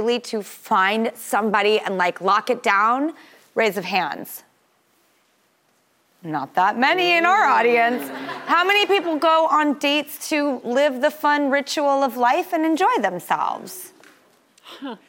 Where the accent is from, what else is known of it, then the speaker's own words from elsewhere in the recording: California, United States; I'm from California